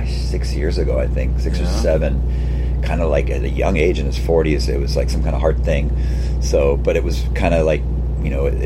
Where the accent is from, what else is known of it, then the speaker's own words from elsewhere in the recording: California, United States; Well, we're from California, too. We were started in a beach town, so maybe our image was more like that California, don't give a shit, skateboard, surf, all that shit.